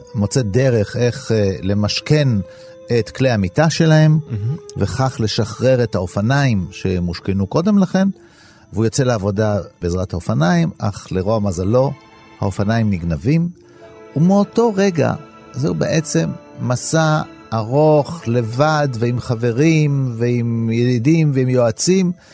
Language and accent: Hebrew; Israel; אני נולדתי בארץ, אבל כן, אני בן למהגרים מאיטליה